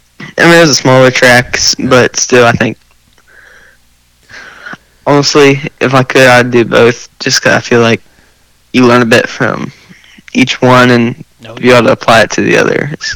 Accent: Ohio, United States; now in Kentucky, United States; I was born in Ohio

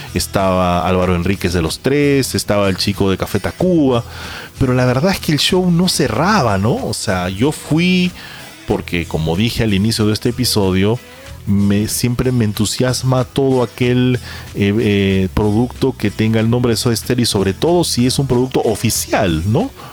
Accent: Peru; nosotros somos eh, peruanos

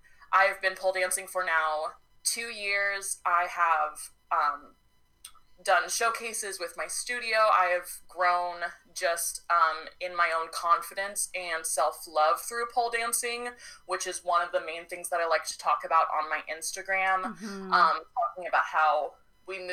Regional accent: Oregon, United States; now in Texas, United States; I was born in Oregon, so I have that vibe, but I'm a Texas baby now

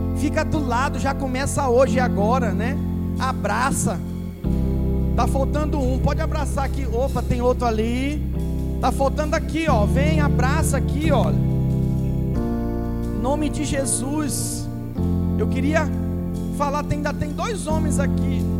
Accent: Manaus, Amazonas, Brazil; now in Espírito Santo, Brazil; Estou 17 anos fora de lá de Manaus, né? É, da minha terra natal

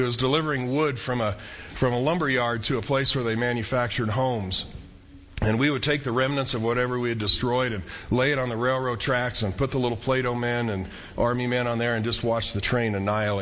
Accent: central Iowa, United States; now in Albuquerque, United States; I was growing up in Iowa, and every summer we would take a train trip from central Iowa to northern Colorado

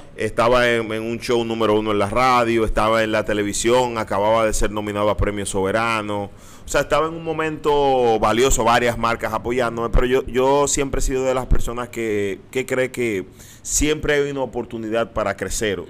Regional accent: Dominican Republic; moved away as an adult; also born or lived in Miami, United States / New York, United States; now in United States; de estar aquí, de estar en mi país, de compartir con toda mi gente

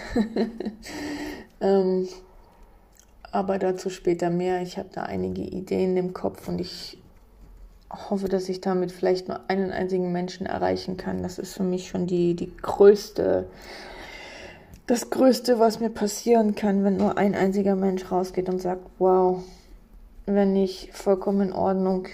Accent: on the border with Poland, eastern Germany, Germany; Ich bin gebürtig im Osten aufgewachsen, an der Grenze zu Polen.

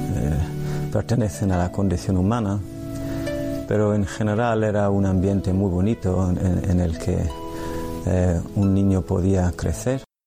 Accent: Ireland; Spanish is a second language; moved away; soy irlandés Nací en el año 1965

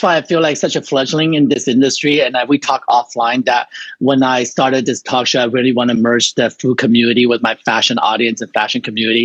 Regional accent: Taiwan; English is a second language; moved away; I'm from Taiwan

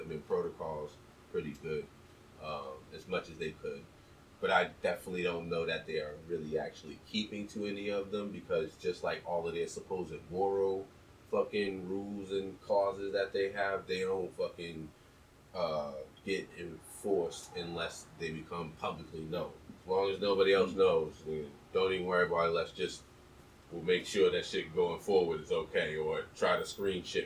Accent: New England, United States; I'm from New England, being here in Boston

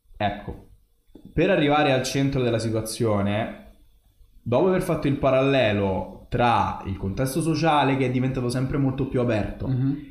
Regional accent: Italy; sono italiano

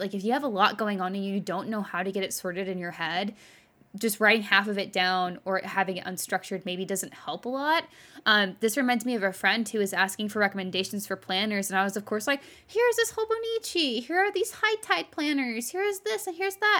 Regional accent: Texas, United States; now in California, United States; I grew up in Texas

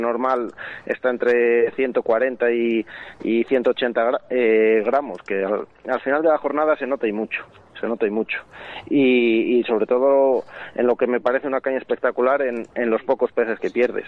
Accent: Castile and León, Spain; aquí en el Órbigo, de donde, de donde soy yo, vamos, de León

